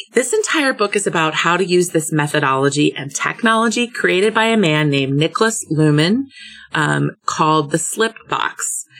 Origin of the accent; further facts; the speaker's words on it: Hamburg, Germany; also born or lived in Munich / Bangkok; I am now back in my hometown of Hamburg, Germany.